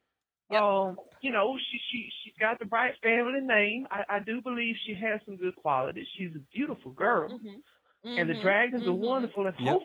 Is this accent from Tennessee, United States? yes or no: yes; Jasper, Tennessee, United States; now in West Coast, United States; I am on the West Coast, but I'm originally from Jasper, Tennessee. Visited my friend out here in Pasadena